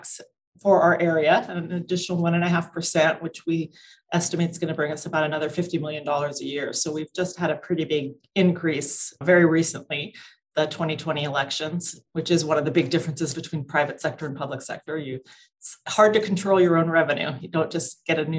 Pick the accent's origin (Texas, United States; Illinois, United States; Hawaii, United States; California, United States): California, United States; Southern; I grew up in Southern California, so still in my home base